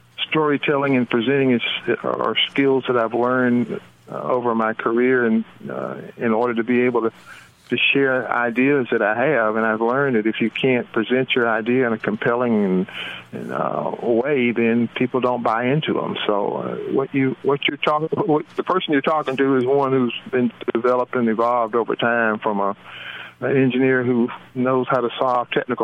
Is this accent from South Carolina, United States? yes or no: no; Tuscaloosa, Alabama, United States; also born or lived in West Coast / Ohio; I'm actually from Tuscaloosa, Alabama. That's home